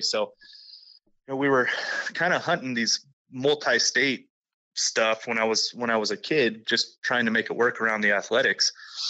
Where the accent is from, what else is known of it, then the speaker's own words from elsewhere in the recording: Las Vegas, Nevada, United States; I'm born and raised in Las Vegas, Nevada.